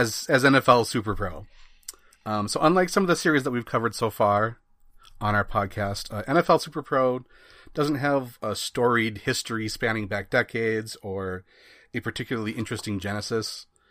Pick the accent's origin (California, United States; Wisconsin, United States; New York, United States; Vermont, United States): Wisconsin, United States; I grew up in Wisconsin where, you know, it's Packer land everywhere